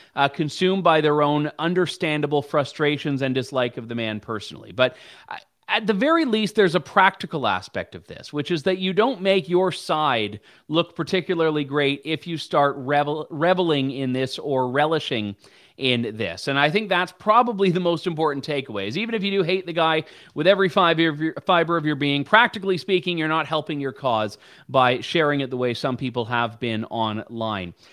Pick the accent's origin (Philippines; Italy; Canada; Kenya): Canada; as a Canadian taxpayer